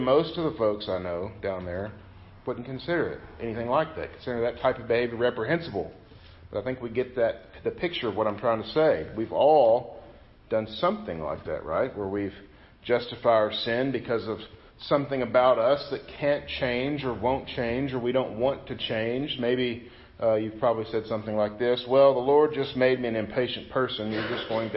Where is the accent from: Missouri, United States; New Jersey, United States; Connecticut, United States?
Missouri, United States; Southeast; moved away; also born or lived in Mississippi; I grew up in Southeast Missouri